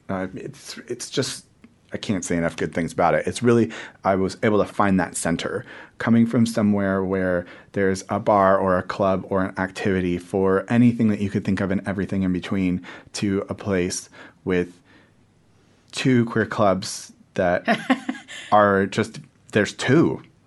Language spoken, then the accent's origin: English; just north of San Francisco, California, United States; moved away as an adult; now in Wellington, New Zealand; I grew up in California, so we're, we're fairly liberal. Um, we're fairly open. I'm from just north of San Francisco, you know, Greater North Bay.